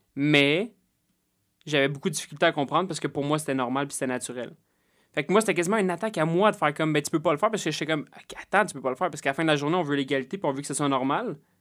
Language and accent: French; Salaberry-de-Valleyfield, Quebec, Canada; je suis né à Valleyfield